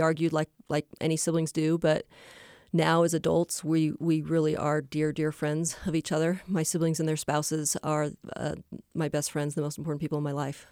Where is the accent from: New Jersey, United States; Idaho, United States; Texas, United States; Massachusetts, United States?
Idaho, United States; Boise; I grew up in Boise, Idaho